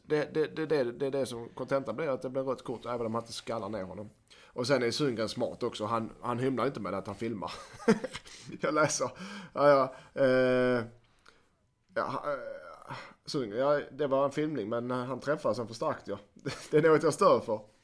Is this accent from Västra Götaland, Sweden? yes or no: no; Skåne, Sweden; accent: Scanian (skånska); min skånska